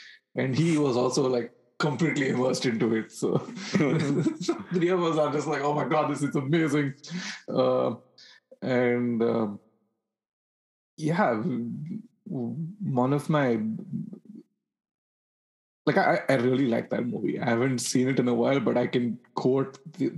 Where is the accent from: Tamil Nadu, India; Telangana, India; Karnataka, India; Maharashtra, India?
Karnataka, India; Bangalore; born or raised there